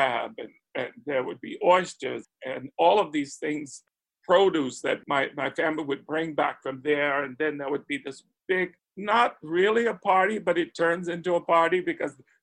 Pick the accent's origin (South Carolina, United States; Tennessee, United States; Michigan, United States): South Carolina, United States; Spartanburg; I grew up in Spartanburg, South Carolina, already a transplant from the family's foundational birthplace, which was Charleston and Beaufort and the Gullah Islands